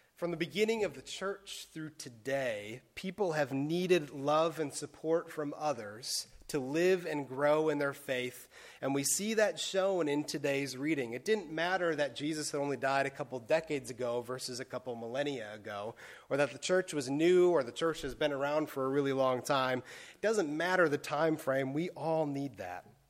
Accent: Wisconsin, United States; moved away as an adult; now in Bethlehem, United States; growing up in Wisconsin, I had never seen the town in which I live host a race like this

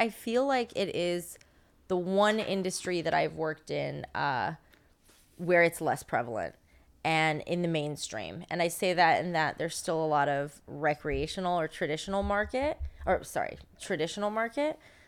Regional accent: California, United States; I came from Northern California, and in Northern California, I wouldn't say the same.

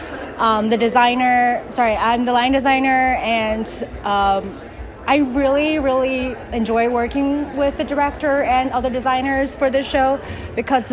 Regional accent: China; first language Chinese; English is a second language; moved away; I'm from China, so that's my native language.

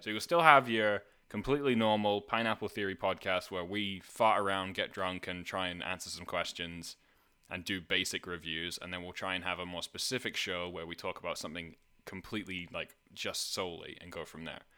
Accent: Scotland, United Kingdom; moved away as an adult; also born or lived in Canada; I was from Scotland

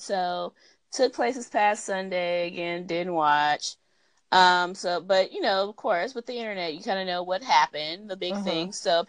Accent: Atlanta, Georgia, United States; I'm from Atlanta. This is how we roll with our orange suit on.

